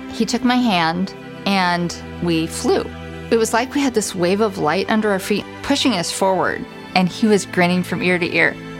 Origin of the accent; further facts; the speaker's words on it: Council Bluffs, Iowa, United States; I grew up in Kansas Bluffs, Iowa, in a Jewish family